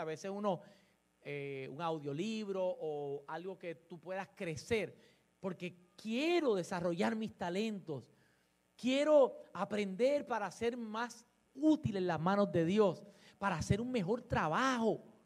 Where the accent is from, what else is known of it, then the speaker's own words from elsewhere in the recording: Puerto Rico; como decimos los boricuas